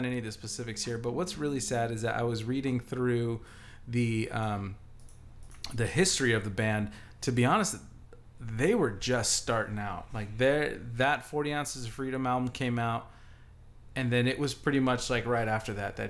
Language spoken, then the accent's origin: English; Southern California, United States; I grew up in Southern California